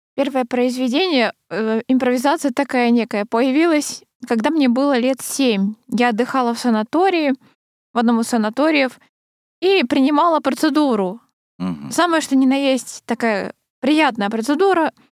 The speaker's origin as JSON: {"language": "Russian", "town": "Krasnoyarsk", "region": "Krasnoyarsk Krai", "country": "Russia", "tie": "born or raised there", "moved": "yes", "said": "в детстве училась в Красноярской школе"}